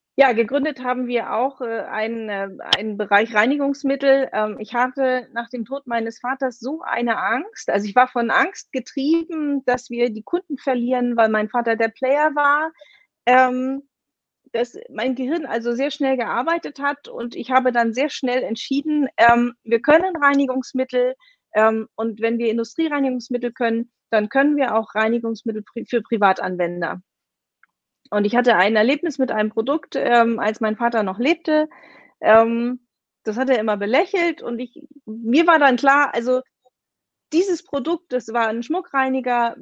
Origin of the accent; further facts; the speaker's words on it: Kiel, Schleswig-Holstein, Germany; moved away as an adult; also born or lived in Berlin; ich bin gebürtige Kielerin und 24 Jahre meines Lebens habe ich hier gelebt